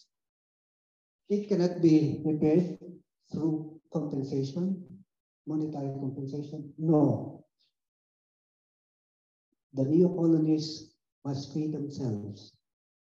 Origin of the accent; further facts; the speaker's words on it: Philippines; English is a second language; moved away as an adult; now in Netherlands; I come from the Philippines. We are a new colony of the US.